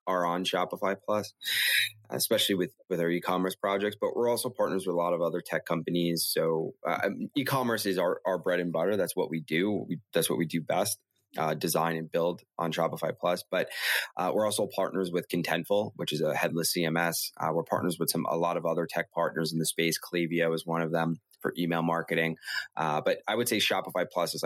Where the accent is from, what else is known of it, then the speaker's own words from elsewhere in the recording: New York City, New York, United States; I actually grew up in Brooklyn, and I grew up on Avenue X